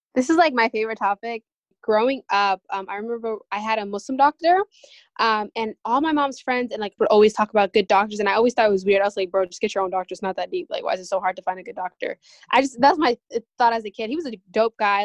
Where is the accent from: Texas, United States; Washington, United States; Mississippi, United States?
Washington, United States; Seattle; we're all from Seattle